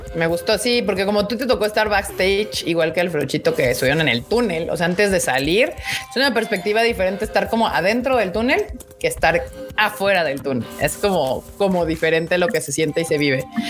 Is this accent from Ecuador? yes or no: no; Mexico; tenía que cumplir mi deber como mexicana